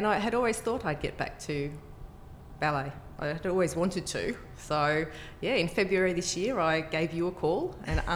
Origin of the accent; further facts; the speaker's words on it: Sydney, New South Wales, Australia; I grew up in Sydney